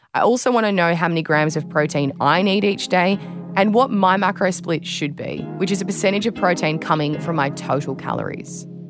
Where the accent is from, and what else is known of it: Australia